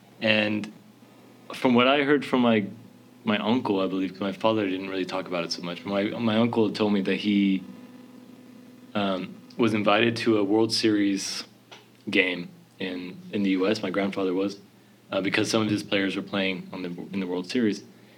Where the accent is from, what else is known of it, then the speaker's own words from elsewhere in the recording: Houston, Texas, United States; born there; also born or lived in Hawaii / Louisiana; So I was born in Houston, Texas, but I only stayed there for maybe a year before we moved directly to Hawaii. And I was there for 5 years, the first 5 years of my life.